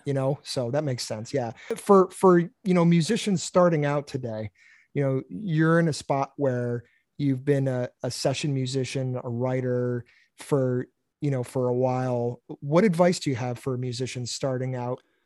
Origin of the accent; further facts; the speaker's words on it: Massachusetts, United States; I grew up in Massachusetts